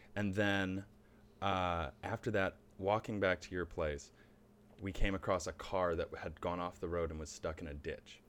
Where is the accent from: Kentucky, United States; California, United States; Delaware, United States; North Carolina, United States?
North Carolina, United States; Charlotte; moved away; also born or lived in Cleveland, Ohio / Buffalo, New York; We moved when I was very young. I actually grew up in North Carolina.